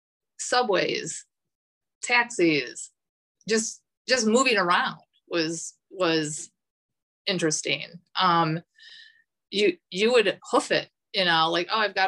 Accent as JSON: {"language": "English", "region": "Midwest", "country": "United States", "also_born_or_lived": "Buffalo, New York", "said": "I would pronounce as a Midwesterner every little syllable"}